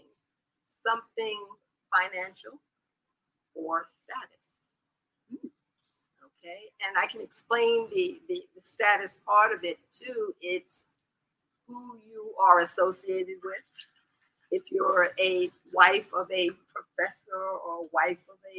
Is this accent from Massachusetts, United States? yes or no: no; New York, United States; moved away as an adult; now in South Carolina, United States; I'm a retired law enforcement professional from New York